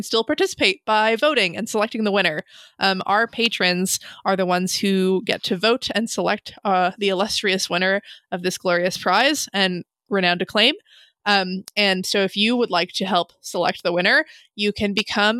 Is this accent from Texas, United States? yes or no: no; Hawaii, United States; we grew up in Hawaii